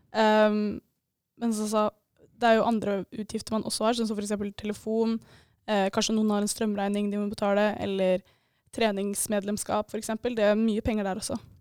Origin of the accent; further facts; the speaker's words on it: Eidsvoll, Akershus, Norway; now in Bodø, Norway; Jeg er fra Eidsvoll